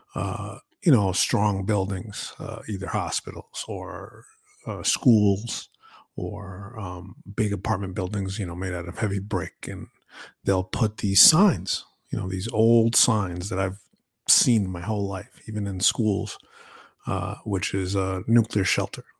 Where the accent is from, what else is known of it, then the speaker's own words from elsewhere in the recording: New York, United States; I grew up in New York